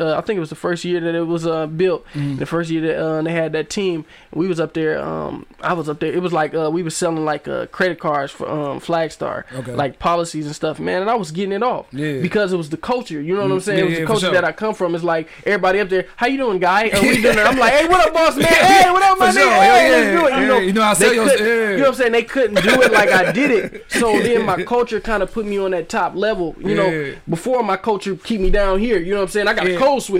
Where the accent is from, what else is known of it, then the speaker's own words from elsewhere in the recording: Flint, Michigan, United States; also born or lived in Alabama; I was born in Alabama. Wasn't raised in Alabama. I lived there till I was four. Then we moved to Flint